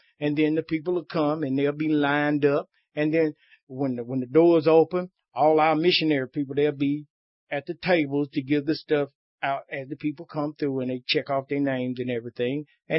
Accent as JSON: {"language": "English", "town": "Spartanburg", "region": "South Carolina", "country": "United States", "said": "I'm from Spartanburg."}